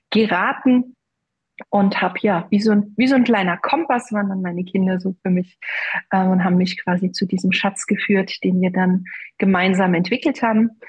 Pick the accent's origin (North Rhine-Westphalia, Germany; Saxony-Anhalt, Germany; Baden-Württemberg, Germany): Baden-Württemberg, Germany; Brühl; habe ich äh, hier in meinem Heimatort in Brühl bei Heidelberg mit meiner Freundin eine Praxis aufgemacht.